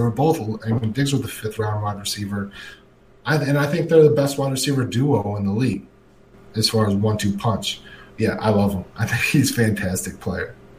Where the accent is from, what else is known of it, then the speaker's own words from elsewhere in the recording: Minnesota, United States; I grew up in Minnesota